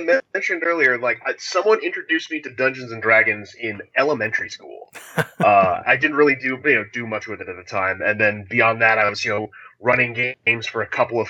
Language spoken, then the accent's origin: English; Virginia, United States; moved away as an adult; now in Boston, United States; I moved from Virginia to Boston.